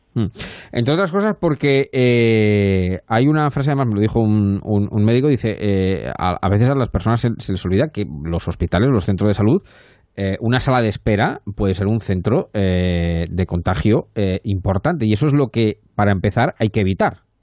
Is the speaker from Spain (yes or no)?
yes; Castilla-La Mancha, Spain; somos los dos manchegos y nos entendemos con ese tipo de expresiones